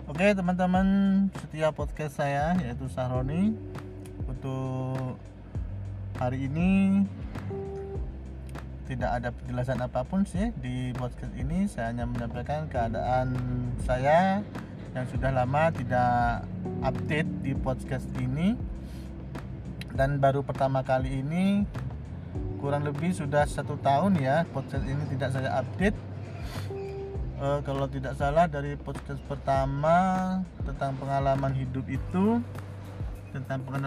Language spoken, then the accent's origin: Indonesian; Kraksaan, East Java, Indonesia; sekilas saya menyampaikan kondisi hari ini di kota saya lagi mendung yaitu di kota Keraksan Probolinggo Jawa Timur